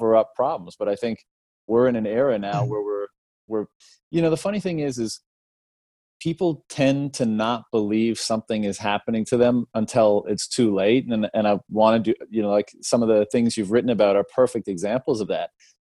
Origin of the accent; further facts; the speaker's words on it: Canada; I come from Canada